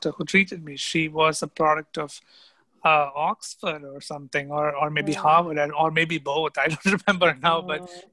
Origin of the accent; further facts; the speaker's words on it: India; also born or lived in New York, United States / Minnesota, United States; suddenly I found myself packing my bags to go back to India. And when I came back home